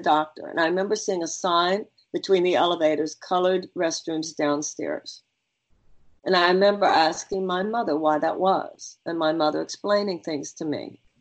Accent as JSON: {"language": "English", "town": "Houston", "region": "Texas", "country": "United States", "tie": "born or raised there", "said": "I come from Houston, Texas. Not only do I come from Houston, I was born and raised there"}